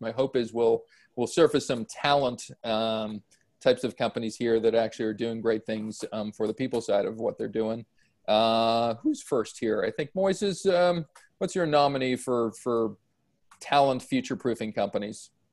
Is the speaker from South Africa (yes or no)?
no; Canada; as a Canadian